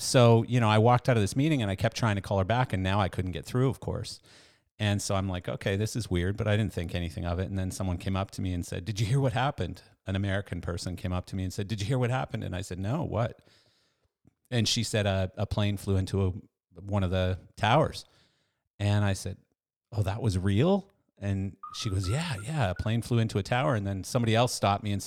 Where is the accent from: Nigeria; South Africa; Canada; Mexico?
Canada; moved away as an adult; now in United States; I'm Canadian. So I was born in Canada. I was raised in Canada.